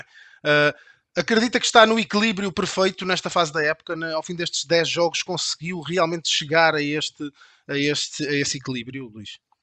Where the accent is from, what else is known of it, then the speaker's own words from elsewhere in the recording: Portugal; accent: Portuguese; O meu sotaque denuncia-me, eu venho de Portugal